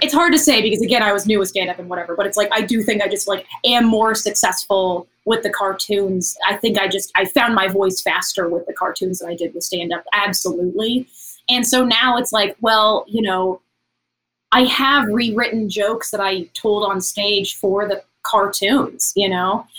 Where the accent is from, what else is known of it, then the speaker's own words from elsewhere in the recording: Tennessee, United States; now in Los Angeles, United States; I'm from Tennessee. I'm not from, you know, I didn't grow up in like a big city